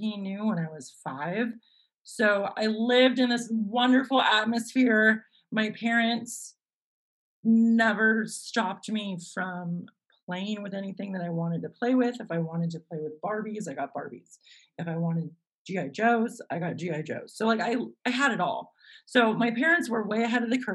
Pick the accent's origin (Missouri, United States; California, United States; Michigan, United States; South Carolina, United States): California, United States; Los Gatos; I grew up in this sleepy little town called Los Gatos, nestled in Silicon Valley in the Santa Cruz Mountain foothills